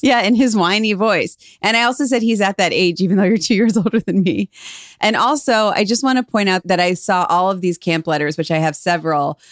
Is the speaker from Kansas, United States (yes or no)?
no; Cleveland, Ohio, United States; we're from Cleveland, we just assumed everyone is like that about their hometown